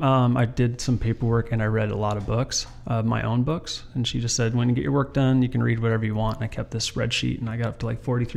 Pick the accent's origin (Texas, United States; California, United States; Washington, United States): Washington, United States; Everett; also born or lived in Snohomish, Washington; I was born and raised in Everett to an extent. So I lived here, born in 78. Lived here until 87, just down on Nassau Street, right by the hospital.